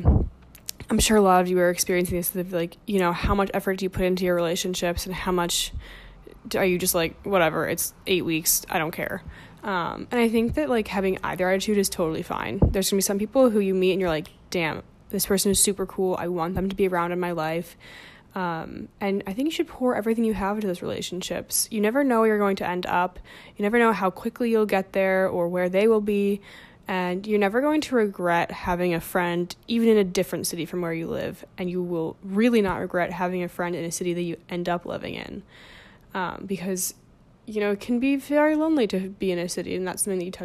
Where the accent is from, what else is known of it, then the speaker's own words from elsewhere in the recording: New Jersey, United States; moved away as an adult; also born or lived in Bloomington, Indiana; now in New York, United States; I grew up in New Jersey